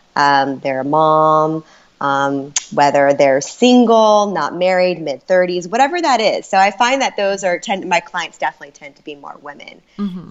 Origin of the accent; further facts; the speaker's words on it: Orange County, California, United States; I grew up in California in Orange County